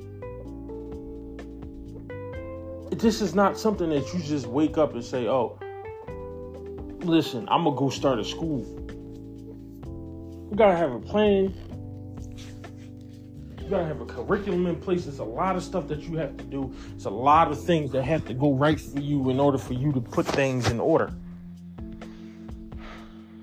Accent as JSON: {"language": "English", "country": "United States", "said": "I'm black American."}